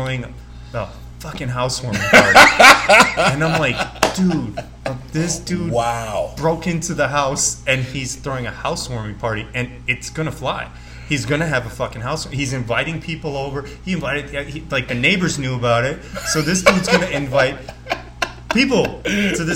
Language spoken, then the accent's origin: English; Las Vegas, Nevada, United States; growing up in Vegas